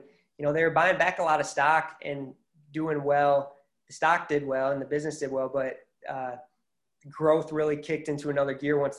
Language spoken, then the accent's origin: English; Michigan, United States; I grew up in Michigan